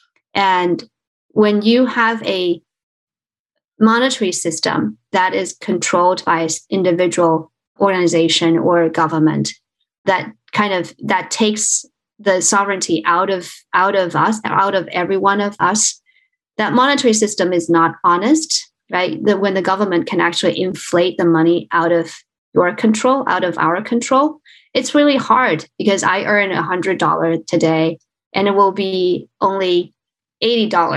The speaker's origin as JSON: {"language": "English", "country": "China", "tie": "born or raised there", "moved": "yes", "said": "I was born in China. I grew up in China"}